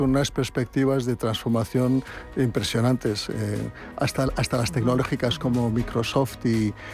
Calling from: Madrid, Community of Madrid, Spain; Buenos días … de Madrid.

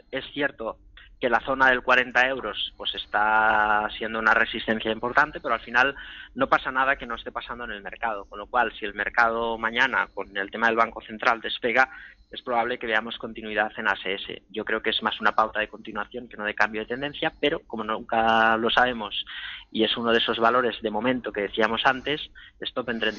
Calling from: Logroño, La Rioja, Spain; Hola, buenas. … de Logroño.

